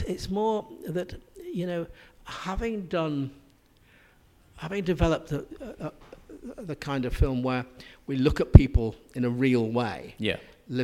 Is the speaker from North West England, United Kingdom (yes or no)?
yes; Manchester, North West England, United Kingdom; I grew up in the Manchester area, really very close to where it happened is where I lived.